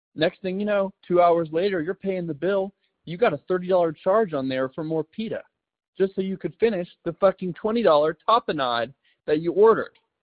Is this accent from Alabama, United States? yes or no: yes; Alabama, United States; now in New York City, United States; I'm from the South. I'm from Alabama